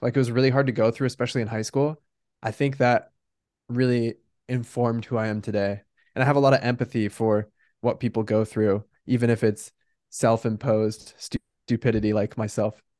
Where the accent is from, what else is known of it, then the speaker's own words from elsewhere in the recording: Bend, Oregon, United States; moved away as an adult; also born or lived in Newport Beach, California / San Francisco, California; now in San Diego, United States; So I was born in Newport Beach, California, but we moved to Bend, Oregon when I was three. So I grew up in Bend